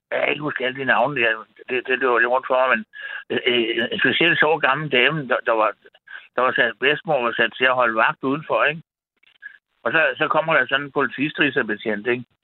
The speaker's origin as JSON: {"language": "Danish", "town": "Frederiksberg", "region": "Capital Region of Denmark", "country": "Denmark", "tie": "born or raised there", "said": "jeg boede på Frederiksberg, der, der, hvor jeg voksede op, og jeg gik på Gottesvarens skole."}